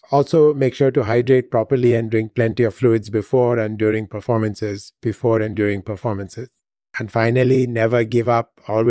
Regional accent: India; moved away as an adult; also born or lived in London; I was born and raised in India. I started learning music when I was 6 years old, and I've been singing ever since. I studied voice at the prestigious Sanjit Natak Academy in India. And then I came to the US

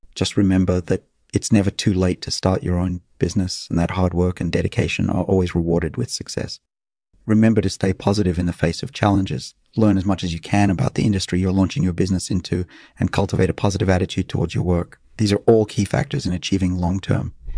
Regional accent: Luanda, Luanda Province, Angola; moved away as an adult; also born or lived in São Paulo, Brazil; I was actually born and raised in Angola. I grew up in the capital city of Luanda

